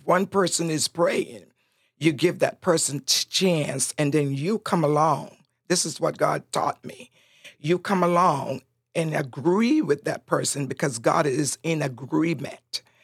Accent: Roatán, Bay Islands, Honduras; first language Spanish; English is a second language; now in United States

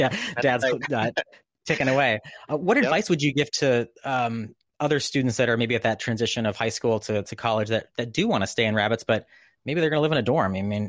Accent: Northeast, United States; also born or lived in East Coast; now in California, United States; I grew up in the Northeast.

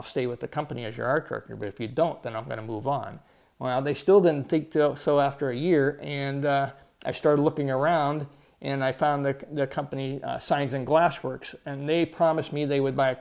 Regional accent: Ohio, United States; moved away as an adult; also born or lived in San Diego, California; I didn't want to stay in Ohio where I grew up

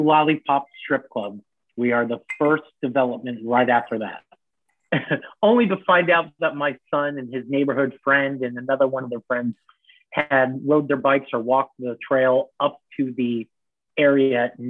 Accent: Miramar, Florida, United States; also born or lived in Miami, Florida; we grew up in Miami and lived there until 86 when we moved to a city called Miramar

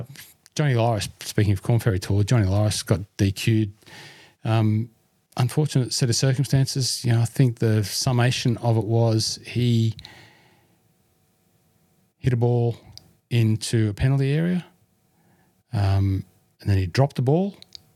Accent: South Australia, Australia; from South Australia. Fantastic.

